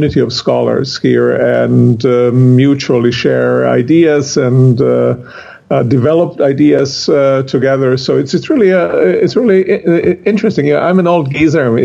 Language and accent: English; Croatia; now in Connecticut, United States; Originally from Croatia